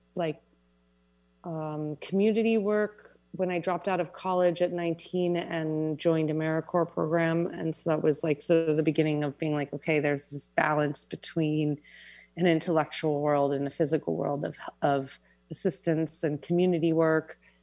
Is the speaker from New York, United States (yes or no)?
yes; New York City, New York, United States; I was born and raised in Manhattan